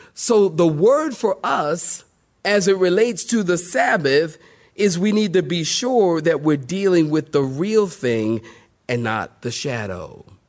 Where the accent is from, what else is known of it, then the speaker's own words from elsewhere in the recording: United States; I'm from America.